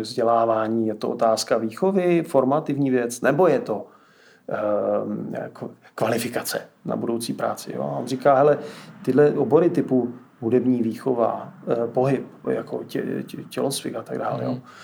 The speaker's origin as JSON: {"language": "Czech", "region": "Moravia", "country": "Czechia", "said": "já jsem z Moravy"}